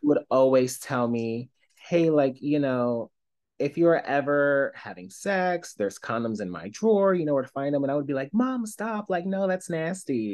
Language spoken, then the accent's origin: English; Philadelphia, Pennsylvania, United States; I was born and raised in Philadelphia